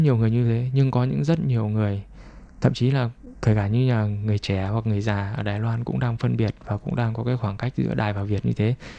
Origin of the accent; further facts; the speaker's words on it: Vietnam; now in Taiwan; người việt mình qua đây đều cũng đều biết tiếng trung cả